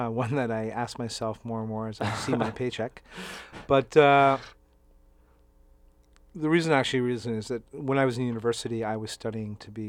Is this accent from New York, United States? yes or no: yes; New York, United States; I'm from New York. American from New York.